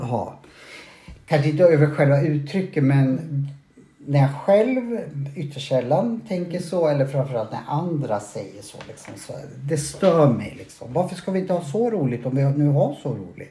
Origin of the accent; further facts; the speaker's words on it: Sweden; jag är svensk